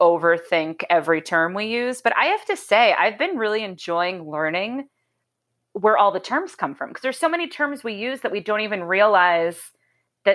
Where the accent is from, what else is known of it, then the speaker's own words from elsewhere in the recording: Boston, Massachusetts, United States; moved away; I grew up in Boston